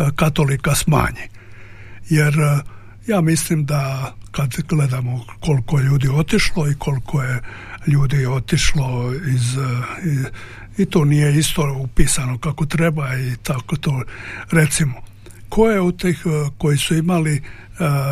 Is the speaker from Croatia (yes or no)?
yes; Croatia; mi smo Hrvati tradicionalisti, pretežno